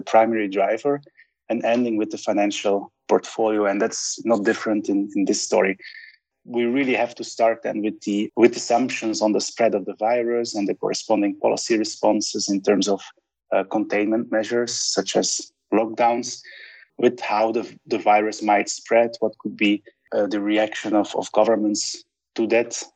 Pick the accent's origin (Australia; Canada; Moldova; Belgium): Belgium; Sint-Truiden, Flanders; now in Budapest, Hungary; my hometown, Sint-Truiden